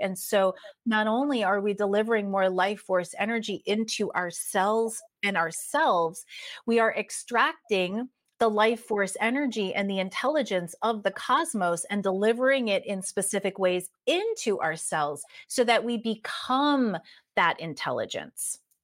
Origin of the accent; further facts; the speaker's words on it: East Coast of the United States, United States; moved away as an adult; also born or lived in San Diego, California; I am originally from the East Coast of the United States